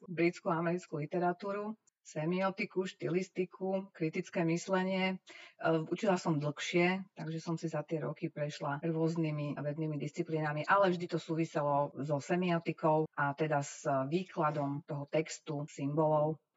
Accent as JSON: {"language": "Slovak", "country": "Slovakia", "said": "uspela som ako jediná zo Slovenska"}